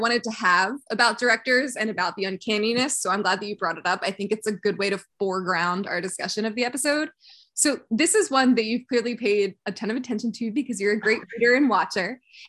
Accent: Southern New Jersey, United States; I'm from Southern New Jersey, and those of you who aren't familiar with the Southern New Jersey area, which there's absolutely no reason you would be or should be. I'm like 20 minutes from Philadelphia, but it's also very rural farmland.

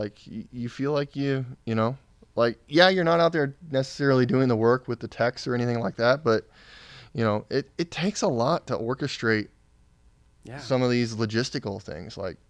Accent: Jerseyville, Illinois, United States; A small town outside of St. Louis called Jerseyville, Illinois.

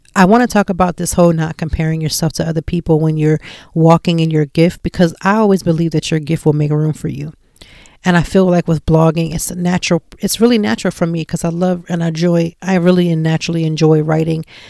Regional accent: Lancaster, Pennsylvania, United States; moved away as an adult; now in Philadelphia, United States; I'm not from Philadelphia and I was in Lancaster and, you know, we're a little town and I came in and I'm moving to this big city

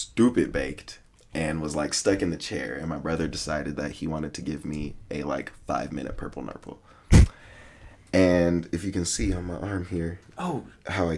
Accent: United States; I'm an American

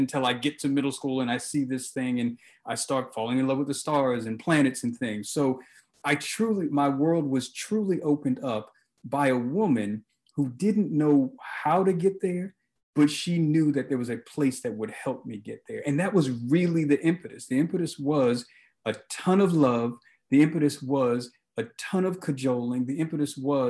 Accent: Baltimore, Maryland, United States; I grew up in Baltimore City, and I grew up with my mother and kind of this extended family with aunts and grandparents

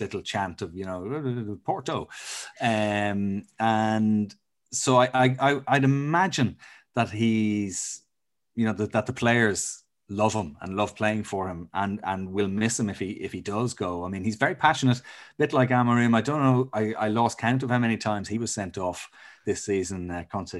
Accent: Ireland; as an Irishman

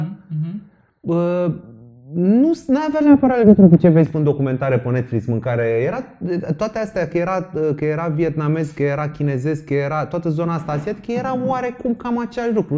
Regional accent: Bucharest, Romania; eu cât am crescut în București

